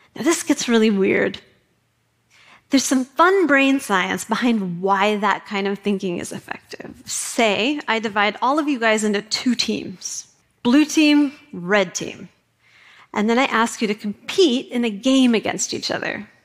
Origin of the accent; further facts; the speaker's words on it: Kootenai County, Idaho, United States; moved away as an adult; also born or lived in New York City; I grew up in Kootenai County, Idaho